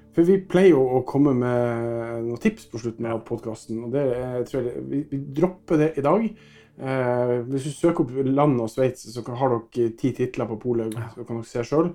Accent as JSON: {"language": "Norwegian", "country": "Norway", "said": "som nordmann"}